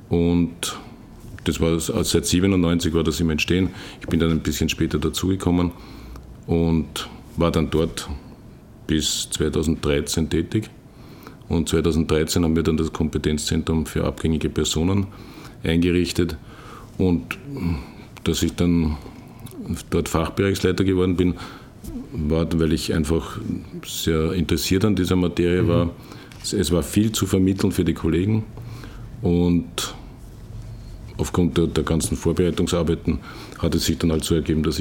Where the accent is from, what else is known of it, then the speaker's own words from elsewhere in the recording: Vienna, Austria; Ich bin in Wien geboren, habe dort meine Schulausbildung gemacht, Matura und dann bin ich zum Bundesheer gegangen